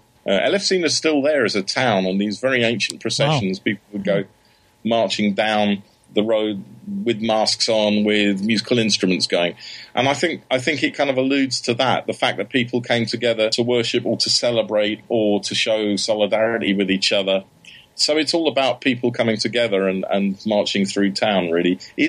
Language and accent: English; Germany; born there; I mean, I was born in Germany